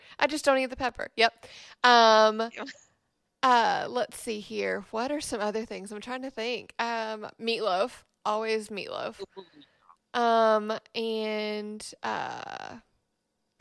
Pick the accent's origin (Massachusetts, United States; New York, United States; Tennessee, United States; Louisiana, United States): Tennessee, United States; Memphis; I grew up in Memphis